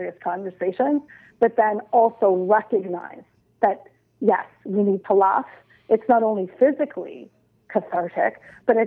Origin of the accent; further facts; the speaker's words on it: Nova Scotia, Canada; I'm from Nova Scotia.